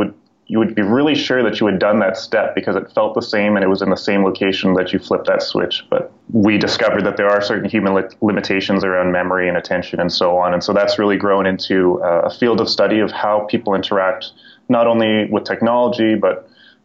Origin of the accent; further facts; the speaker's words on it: Calgary, Alberta, Canada; moved away as an adult; now in Toronto, Canada; I grew up in Calgary, and then I came to Toronto